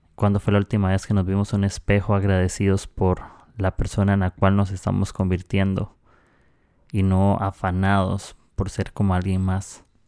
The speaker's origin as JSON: {"language": "Spanish", "country": "Costa Rica", "moved": "yes", "lives_now": "Peru", "said": "soy de Costa Rica, estoy aquí"}